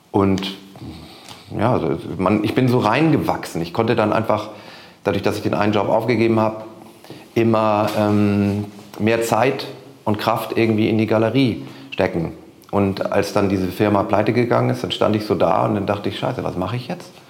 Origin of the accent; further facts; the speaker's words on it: Rendsburg, Schleswig-Holstein, Germany; now in Hamburg, Germany; Ich komme ja aus Rendsburg hier im hohen Norden und da habe ich schon immer Konzerte organisiert